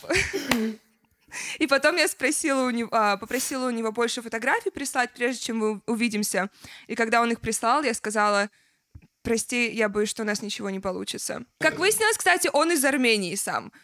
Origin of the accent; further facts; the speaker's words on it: Russia; я выросла в России